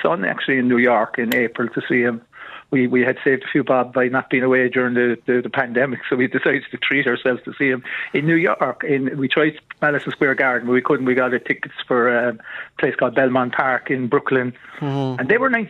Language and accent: English; Cork, Munster, Ireland; I'm from Cork